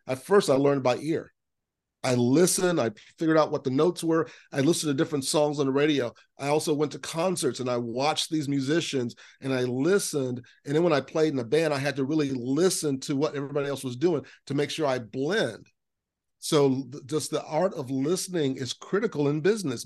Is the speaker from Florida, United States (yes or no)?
yes; Lakeland, Florida, United States; I grew up in Central Florida, in Lakeland, Florida